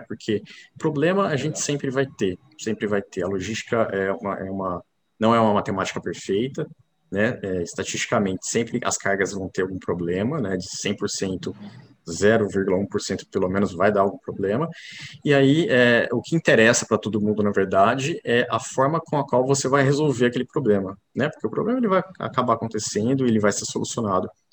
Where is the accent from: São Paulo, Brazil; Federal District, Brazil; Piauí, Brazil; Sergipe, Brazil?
São Paulo, Brazil; São José do Rio Preto; also born or lived in Campinas; nascido em Campinas, criado em São José do Rio Preto, interior de São Paulo